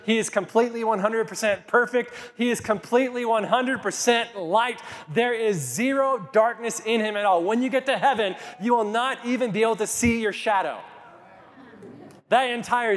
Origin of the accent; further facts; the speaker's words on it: Kit Carson, Colorado, United States; When I was just 4 or 5 years old, growing up in Kit Carson, my parents lived in these apartments for low-income housing